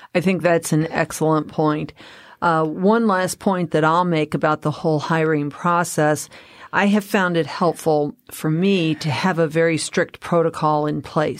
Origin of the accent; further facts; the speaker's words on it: Colorado, United States; I'm from Colorado